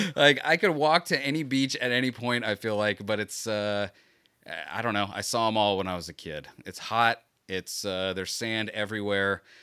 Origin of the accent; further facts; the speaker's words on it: Florida, United States; I was born and raised in Florida.